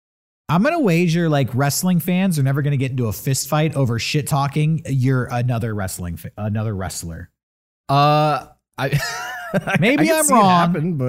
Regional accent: San Diego, California, United States; I live in San Diego. I was born and raised in San Diego.

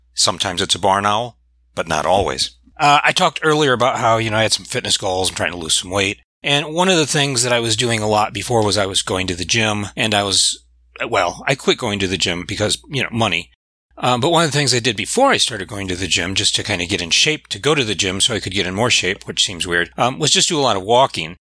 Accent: Michigan, United States; I'm from Michigan

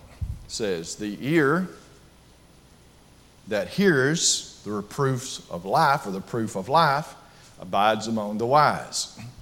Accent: Bethel, United States; trust me, I'm from Bethel, and a tornado warning would basically put me under the floor. Okay, because the F5 tornado that came through here in 2011 hit the church building that I used to preach at.

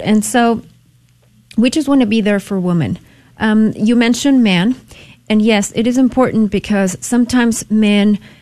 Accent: Mexico; moved away as an adult; now in San Antonio, United States; I was born and raised in Mexico and I came to the U.S. for college.

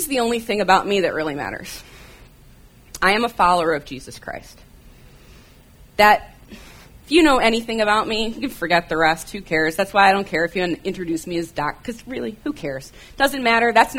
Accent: Michigan, United States; moved away; if you hear me say about, it's because I grew up in Michigan

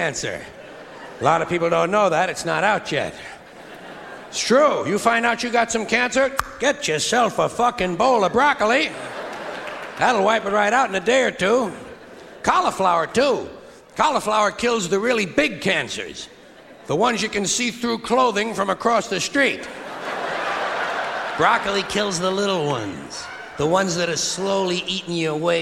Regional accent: United States; I'm an American

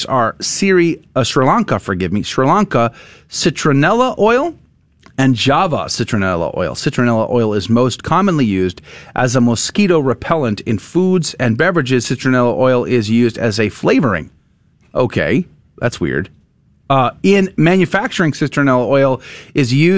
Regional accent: Converse, Texas, United States; I grew up in Converse, Universal City, Live Oaks, graduated Judson High School back in the day

